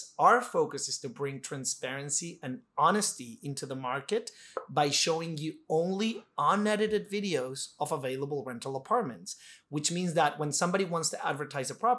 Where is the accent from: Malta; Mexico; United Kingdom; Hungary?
Mexico; moved away; I'm an immigrant, I'm from Mexico